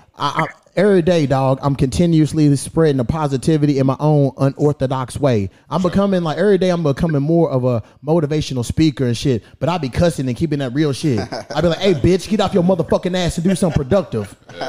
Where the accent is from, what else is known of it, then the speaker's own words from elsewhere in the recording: Louisville, Kentucky, United States; moved away; I'm from Kentucky.